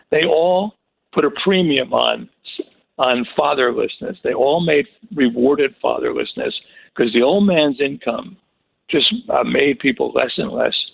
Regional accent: Brooklyn, New York, United States; I'm born and raised in Brooklyn. My grandfather had a store on Pickett Avenue in Nostrand

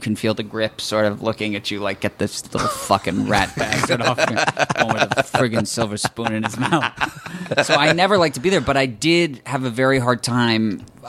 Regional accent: Los Angeles, California, United States; I'd always like been sort of hateful of my growing up in Los Angeles.

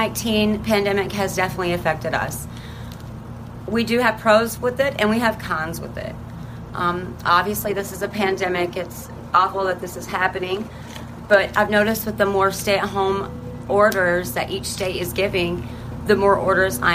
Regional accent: Elkhart, Indiana, United States; I'm 34 years old, and I'm from Elkhart, Indiana

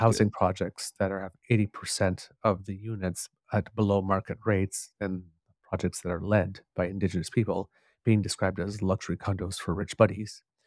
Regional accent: Ottawa, Ontario, Canada; I grew up in Ottawa

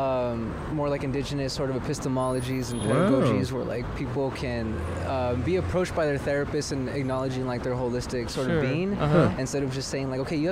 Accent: Los Angeles, California, United States; I grew up in L.A., but closer to Alhambra

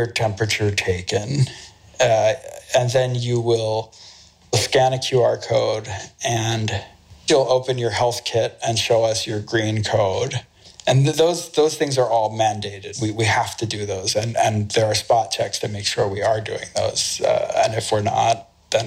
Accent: United States; moved away as an adult; now in Beijing, China; I'm an American

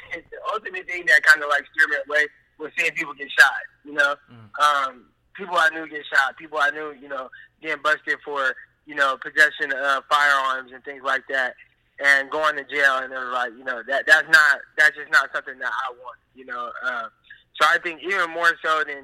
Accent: Stockton, California, United States; growing up in Stockton, like, we have a high crime rate.

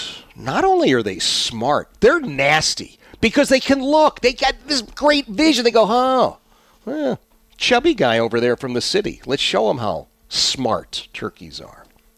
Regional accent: Philadelphia, Pennsylvania, United States; I mean, I grew up in Philadelphia. I didn't know from turkeys.

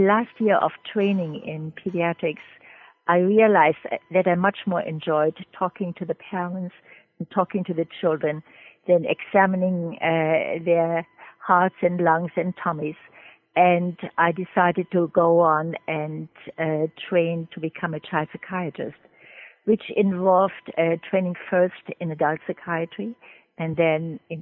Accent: Germany; moved away as an adult; also born or lived in Trinidad; now in United States; I'm originally from Germany

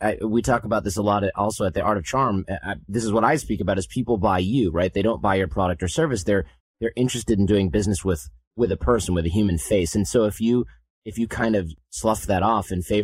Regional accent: United States; being an American

